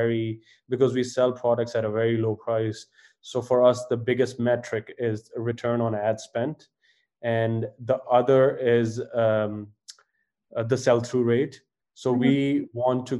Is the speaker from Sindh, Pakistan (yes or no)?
no; Faisalabad, Punjab, Pakistan; also born or lived in Edinburgh / London; So I was born in Faisalabad and raised in Faisalabad, which is one of the textile hubs in Pakistan.